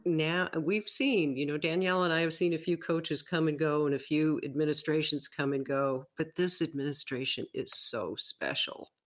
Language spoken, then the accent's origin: English; Western New York, United States; moved away as an adult; now in Wyoming, United States; I grew up in Western New York, but I moved away in 1982. And okay. I've lived in Wyoming